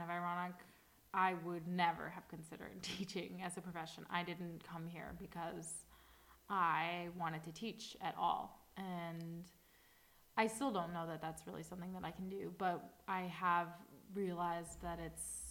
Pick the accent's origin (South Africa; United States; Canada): United States; Chicago, Illinois; moved away as an adult; now in Madrid, Spain; And I'm from Chicago in the United States.